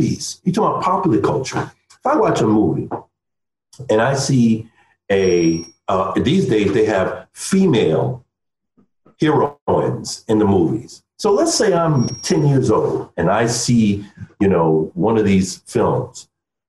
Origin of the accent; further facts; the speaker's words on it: New York City, New York, United States; as a New Yorker. That's another aspect of my identity. I grew up around Polish, Irish, Italians, Jews.